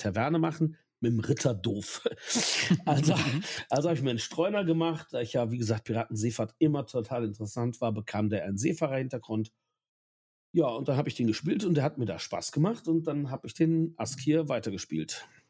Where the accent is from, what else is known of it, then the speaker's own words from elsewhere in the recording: Ahr Valley, Rhineland-Palatinate, Germany; ich komme aus dem Ahrtal